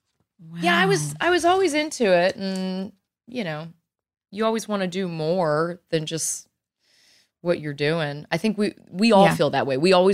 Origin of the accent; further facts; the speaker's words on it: Virginia, United States; moved away; also born or lived in New York City; what I grew up learning in Virginia